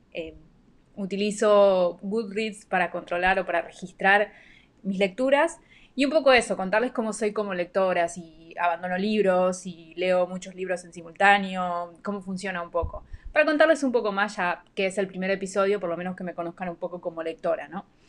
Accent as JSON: {"language": "Spanish", "country": "Argentina", "tie": "born or raised there", "moved": "yes", "lives_now": "Panama", "said": "soy oriunda de Argentina, pero vivo en Panamá"}